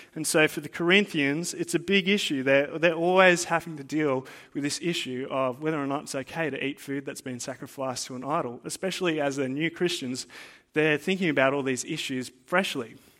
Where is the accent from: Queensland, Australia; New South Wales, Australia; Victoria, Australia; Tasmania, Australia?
New South Wales, Australia; Blue Mountains; now in Central Coast, Australia; I didn't grow up on the Central Coast, right? I grew up in the Blue Mountains